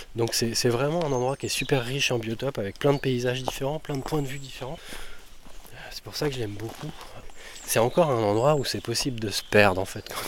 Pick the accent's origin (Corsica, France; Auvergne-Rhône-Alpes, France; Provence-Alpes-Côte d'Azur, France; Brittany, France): Brittany, France; Canut valley; la rivière de mon enfance en fait. J'ai grandi juste à côté.